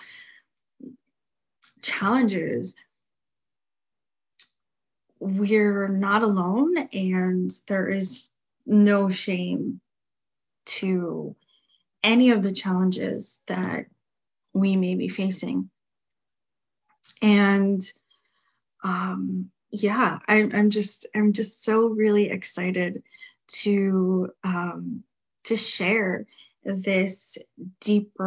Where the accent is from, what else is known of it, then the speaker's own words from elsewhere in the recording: New Jersey, United States; moved away; my hometown of New Jersey